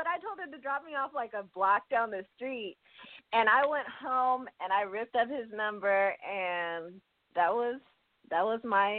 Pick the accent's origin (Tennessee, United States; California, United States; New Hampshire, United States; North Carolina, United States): California, United States; Oakland; I mean, I grew up in Oakland, but my parents pretty much, they sheltered me.